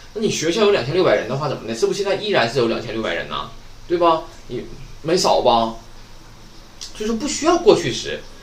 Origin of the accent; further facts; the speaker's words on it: China; 我们中国人